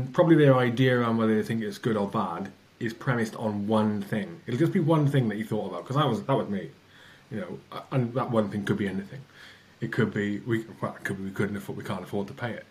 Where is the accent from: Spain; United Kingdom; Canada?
United Kingdom; Wales; I'm Welsh